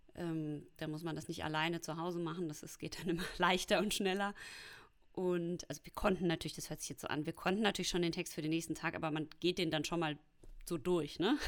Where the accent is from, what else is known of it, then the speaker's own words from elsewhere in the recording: Hamm, North Rhine-Westphalia, Germany; moved away as an adult; also born or lived in Munich; now in Berlin, Germany; ich komme ja aus dem Ruhrpott